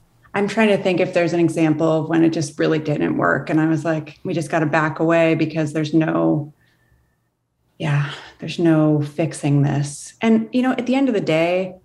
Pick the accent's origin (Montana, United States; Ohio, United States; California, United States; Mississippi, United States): Montana, United States; now in Maine, United States; I grew up in Montana